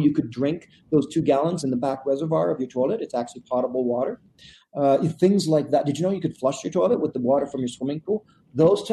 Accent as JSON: {"language": "English", "country": "Canada", "said": "I'm Canadian"}